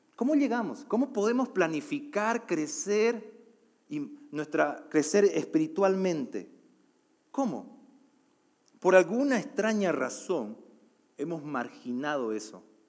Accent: Bolivia; also born or lived in Costa Rica; now in Mexico

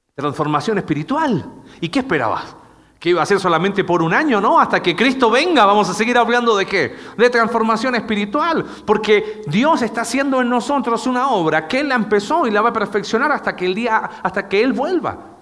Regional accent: Chile

